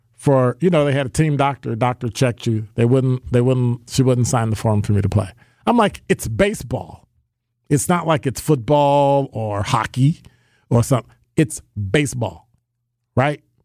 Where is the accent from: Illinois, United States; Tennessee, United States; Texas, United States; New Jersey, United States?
Illinois, United States; Chicago; I grew up in Chicago, born and raised, Bears fan, diehard